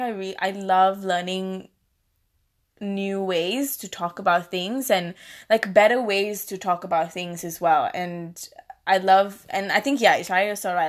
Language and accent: English; Malaysia; accent: Malaysian; now in Australia; i have a malaysian accent like it's there it's not disappeared